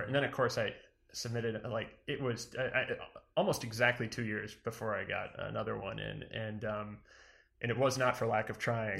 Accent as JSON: {"language": "English", "town": "Weare", "region": "New Hampshire", "country": "United States", "said": "I'm from New Hampshire originally, a small town called Ware."}